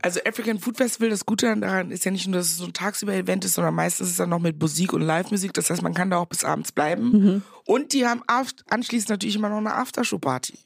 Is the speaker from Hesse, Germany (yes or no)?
no; Meckenheim, North Rhine-Westphalia, Germany; accent: Kölsch; moved away as an adult; also born or lived in Ghana; now in Berlin, Germany; Ich war auf so einem Nonnenbunker in Rheinbach, also sechs Kilometer entfernt von Meckenheim, da wo ich groß geworden bin